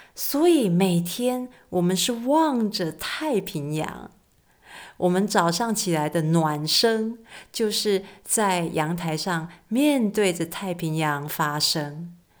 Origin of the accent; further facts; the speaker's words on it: Keelung, Taiwan; moved away as an adult; also born or lived in Hsinchu; 我出生在基隆，所以对于海，海港非常地熟悉。从小呢，看见海好像是一件稀松平常的事情，一直到长大到外地念书了